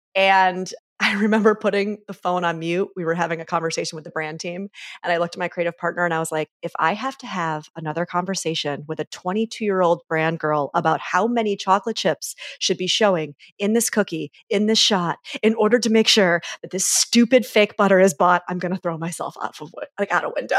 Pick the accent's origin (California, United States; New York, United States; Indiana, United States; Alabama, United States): New York, United States; Syracuse; moved away as an adult; Grew up in upstate New York, mostly from, like, six years old on